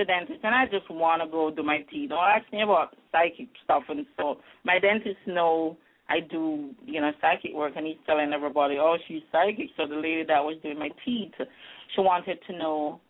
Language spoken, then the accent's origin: English; Jamaica; now in Halifax, Canada; I grew up in Jamaica